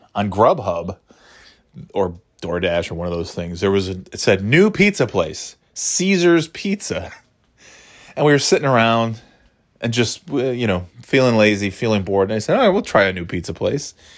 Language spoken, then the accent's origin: English; upstate New York, United States; now in New Hampshire, United States; I'm not from New York City. I'm from upstate New York